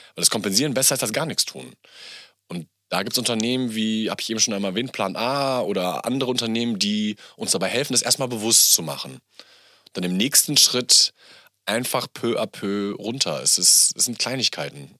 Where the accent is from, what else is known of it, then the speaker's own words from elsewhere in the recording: Bielefeld, North Rhine-Westphalia, Germany; now in Berlin, Germany; Mein Papa kommt ähm, gebürtig aus Pakistan, bin natürlich in Bielefeld groß geworden